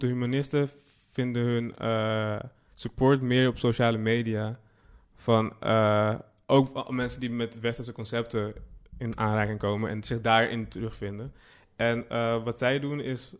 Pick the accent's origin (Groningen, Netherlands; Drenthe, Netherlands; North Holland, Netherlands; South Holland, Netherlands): North Holland, Netherlands; Amsterdam; born or raised there